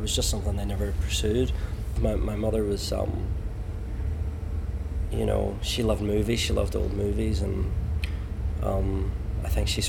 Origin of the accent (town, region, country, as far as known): Ulster, Northern Ireland, United Kingdom; moved away as an adult; also born or lived in London